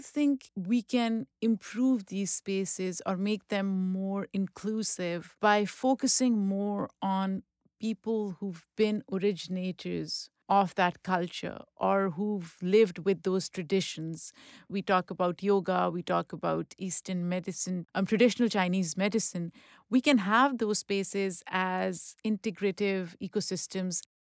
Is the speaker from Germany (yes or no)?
no; Pakistan; moved away; I grew up in Pakistan